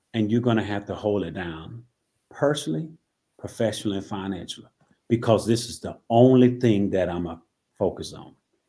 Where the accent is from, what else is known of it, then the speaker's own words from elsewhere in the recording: Tifton, Georgia, United States; I'm from Tifton, Georgia, which is 3 hours away from Atlanta.